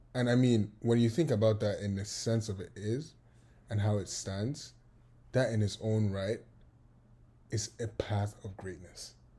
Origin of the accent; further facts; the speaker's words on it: Lagos, Nigeria; moved away as an adult; now in United States; I was born in Nigeria. I was born in Lagos. And I was raised in Lagos.